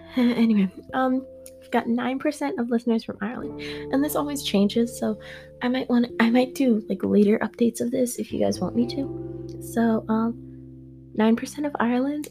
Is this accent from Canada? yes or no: yes; Canada; I'm from Canada.